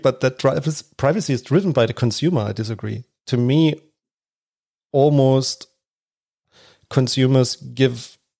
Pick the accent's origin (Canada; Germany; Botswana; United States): Germany; because I'm from Germany.